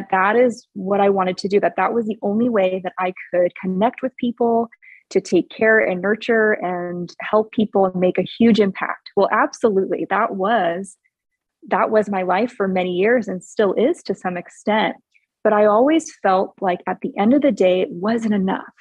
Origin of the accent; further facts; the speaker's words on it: Hawaii, United States; moved away as an adult; also born or lived in Oregon; now in Arizona, United States; I'm originally from Hawaii. So Hawaii until about 18 years old